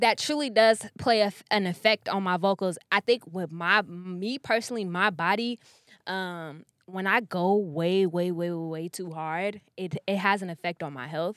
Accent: Sacramento, California, United States; moved away as an adult; also born or lived in Elk Grove, California; now in Los Angeles, United States; I'm from Sacramento

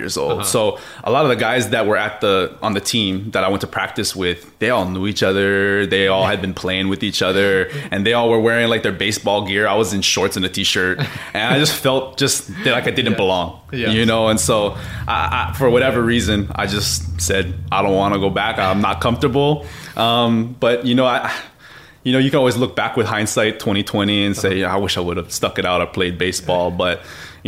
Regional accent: Hawaii, United States; growing up in Hawaii, when you have a dad and an uncle and a grandpa who were, you know, Mr. Everything for where they went, and, you know, growing up, everybody knows everybody

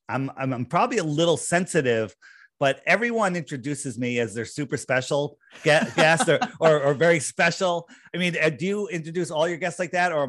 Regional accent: East Coast, United States; I grew up in the East Coast. I'm still here.

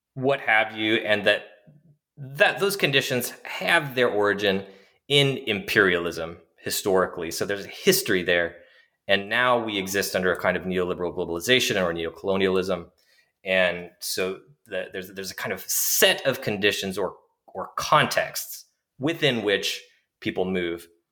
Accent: Washington, United States; moved away as an adult; also born or lived in New York City, United States; I'm originally from Washington State in the greater Pacific Northwest

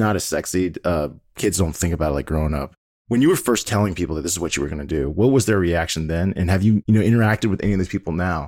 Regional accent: Washington, District of Columbia, United States; I was born and raised in the Washington, D.C. area as well.

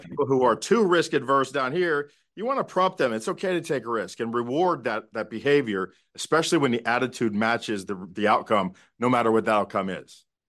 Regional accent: South Florida, United States; moved away; also born or lived in Dallas; we're all from South Florida

